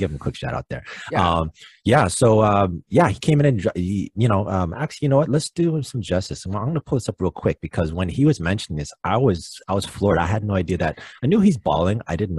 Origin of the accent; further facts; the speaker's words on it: Canada; being a Canadian